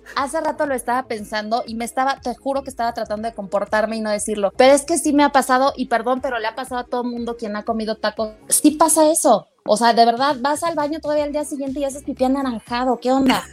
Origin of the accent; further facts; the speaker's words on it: Mexico City, Mexico; soy tan chilanga que si yo salgo de, Ciudad de México